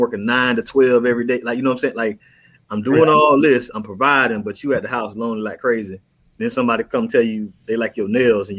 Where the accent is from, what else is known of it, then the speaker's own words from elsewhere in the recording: Florida, United States; I grew up in Florida.